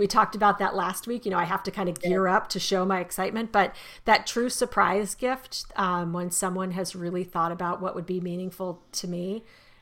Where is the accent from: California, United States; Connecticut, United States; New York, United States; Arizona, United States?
Arizona, United States; I was raised in Arizona